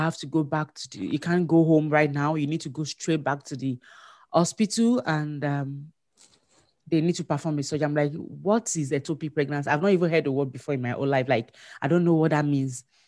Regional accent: Nigeria; moved away as an adult; now in Manitoba, Canada; I'm a Nigerian

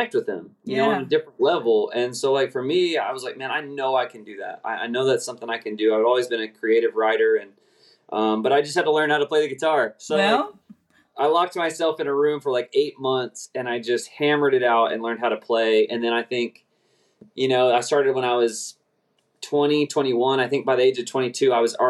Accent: Oklahoma City, Oklahoma, United States; grew up in Oklahoma City Metroplex

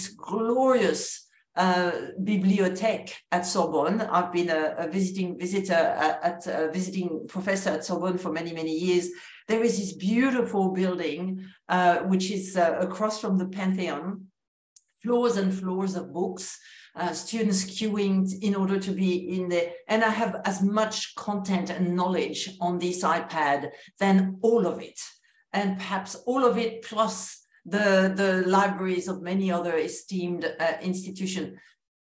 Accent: France; accent: French; English is a second language; moved away as an adult; also born or lived in New Zealand / United States; now in Australia; my accent continues to betray that I am French originally

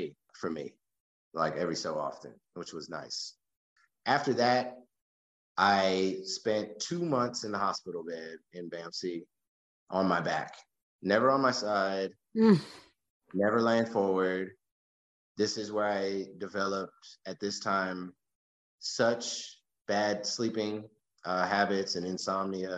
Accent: Texas, United States; I was from Texas

